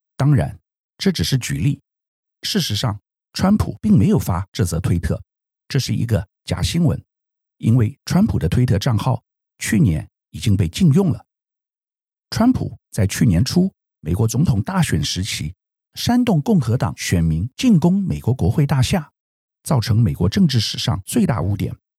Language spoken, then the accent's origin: Chinese; Taiwan; 我们台湾人一般很少用推特